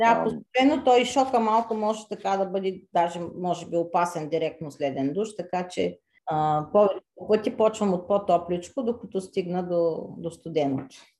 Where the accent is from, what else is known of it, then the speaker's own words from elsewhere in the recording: Varna, Varna Province, Bulgaria; moved away as an adult; now in France; от Варна съм, от гръцката махала